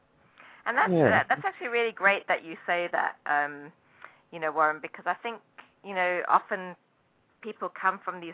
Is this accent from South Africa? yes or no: yes; Durban, KwaZulu-Natal, South Africa; moved away as an adult; now in New Jersey, United States; I escaped from Durban, South Africa, when I was 25.